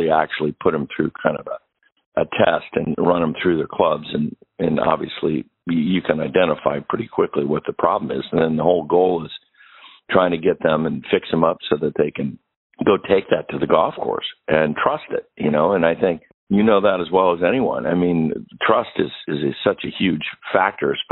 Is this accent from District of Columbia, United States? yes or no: no; Pittsburgh, Pennsylvania, United States; now in Michigan, United States; I've been in Michigan for a lot of my life, but I grew up right in Pittsburgh.